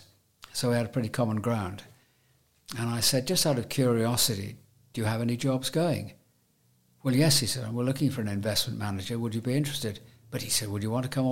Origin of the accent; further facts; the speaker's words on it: Newcastle upon Tyne, North East England, United Kingdom; also born or lived in Hexham; now in Jersey; I was born in Northumberland, Newcastle, and I played at prep school in a place called Horbridge, which is near Hexham